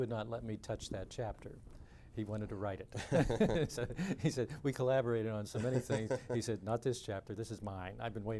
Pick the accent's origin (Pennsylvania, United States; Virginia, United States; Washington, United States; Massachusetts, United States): Pennsylvania, United States; Pittsburgh; growing up in Pittsburgh in the 1950s